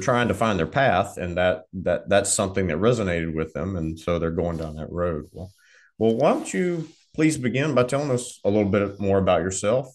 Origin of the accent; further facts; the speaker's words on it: Southern Arkansas, United States; I grew up in Southern Arkansas